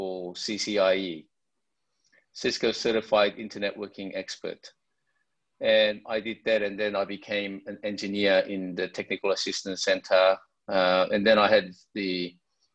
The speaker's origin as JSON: {"language": "English", "town": "Sydney", "region": "New South Wales", "country": "Australia", "tie": "born or raised there", "said": "I grew up in Sydney, Australia, and I went to the University of Sydney"}